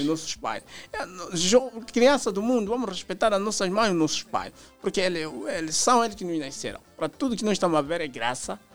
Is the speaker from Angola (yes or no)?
yes; Huíla, Angola; eu sou da Willa